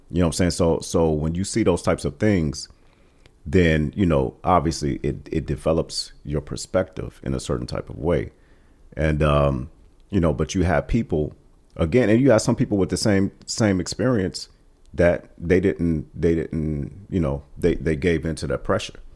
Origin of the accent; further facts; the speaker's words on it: East Cleveland, Ohio, United States; we came to East Cleveland probably in the, uh, late seventies.